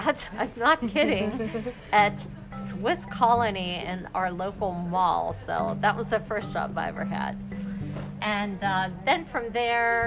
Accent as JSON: {"language": "English", "town": "Greensburg", "region": "Pennsylvania", "country": "United States", "tie": "born or raised there", "said": "I grew up in Greensburg, Pennsylvania"}